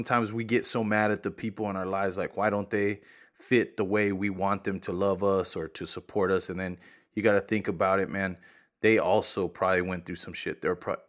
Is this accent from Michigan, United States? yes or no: no; New Mexico, United States; Santa Fe Brewing Company, for one, I'm from New Mexico.